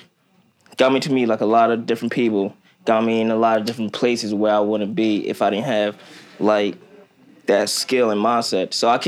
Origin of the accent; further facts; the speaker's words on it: Kenya; born there; I was born in Kenya, Africa.